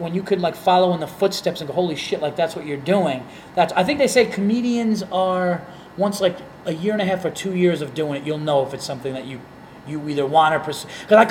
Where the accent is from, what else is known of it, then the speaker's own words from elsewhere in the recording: Yonkers, New York, United States; also born or lived in Fishkill, New York; And now I was born in the Yonkers. Okay. I was pretty much always in Westchester. Then for high school, my mom moved me upstate.